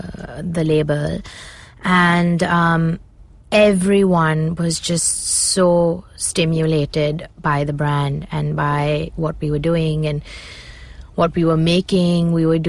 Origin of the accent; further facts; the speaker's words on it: Punjab, India; So I'm very connected to my roots and I'm obsessed with being like Indian and Punjabi and I love, you know, where I come from.